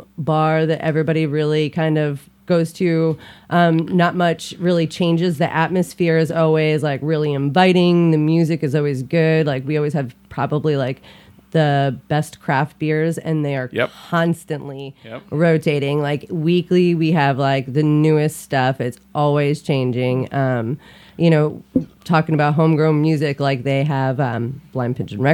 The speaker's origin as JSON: {"language": "English", "town": "Pottsville", "region": "Pennsylvania", "country": "United States", "said": "I'm actually from Pottsville, Pennsylvania"}